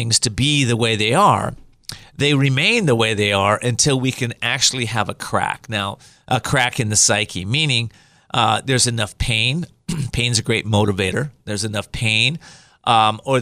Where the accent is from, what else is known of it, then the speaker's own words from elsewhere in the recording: Whittier, California, United States; I grew up in Whittier, California